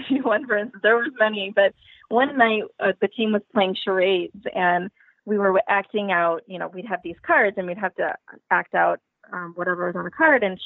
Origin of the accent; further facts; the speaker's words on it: Indiana, United States; I'm from Indiana